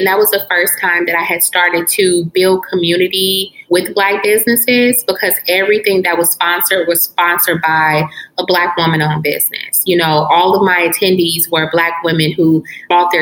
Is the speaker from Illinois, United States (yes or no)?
yes; Chicago, Illinois, United States; moved away; I am originally from Chicago